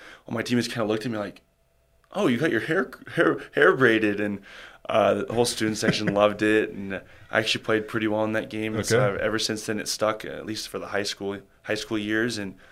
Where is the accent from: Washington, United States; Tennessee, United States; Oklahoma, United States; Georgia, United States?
Washington, United States; Spokane; moved away as an adult; now in Boise, United States; Growing up in Spokane